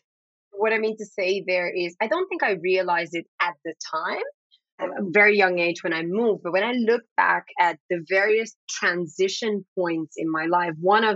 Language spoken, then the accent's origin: English; Amsterdam, North Holland, Netherlands; first language Dutch; English is a second language; I'm a Black woman. Dutch is my first language. I would say if you ask me where I'm from, I typically say from Amsterdam. And I've lived across different parts of the world.